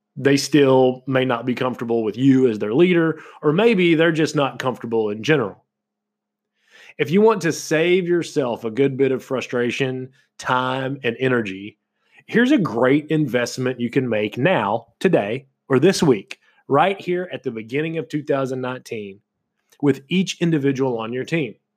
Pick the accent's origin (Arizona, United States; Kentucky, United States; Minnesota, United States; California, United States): Kentucky, United States; moved away; also born or lived in Florida; where I was from in Kentucky